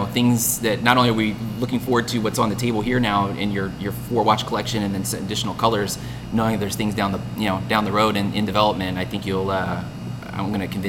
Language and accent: English; Pennsylvania, United States; moved away; I grew up back east in Pennsylvania